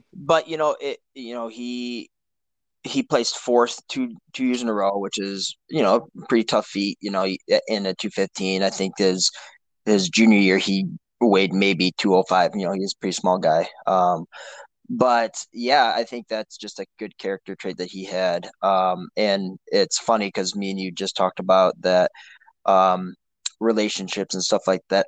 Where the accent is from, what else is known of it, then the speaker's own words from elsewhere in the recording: Traverse City, Michigan, United States; we decided to come back to my hometown, Traverse City